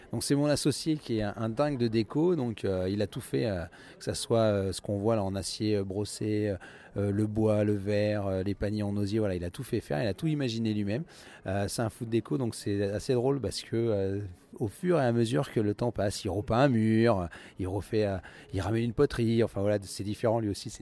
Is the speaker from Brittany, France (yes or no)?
no; Limousin, Nouvelle-Aquitaine, France; moved away as an adult; also born or lived in England / Paris; now in Villejuif, France; je suis originaire du Limousin. Euh, j'ai fait mon école hôtelière hein, dans le Limousin